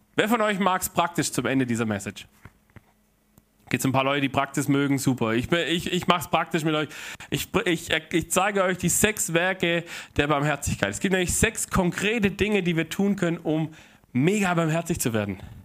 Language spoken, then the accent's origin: German; Germany; also born or lived in Heilbronn; hier bei uns in Deutschland